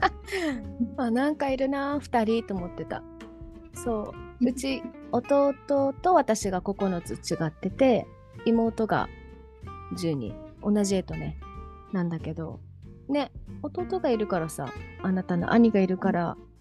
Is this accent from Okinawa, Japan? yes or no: yes; Okinawa, Japan; 沖縄生まれ沖縄育ち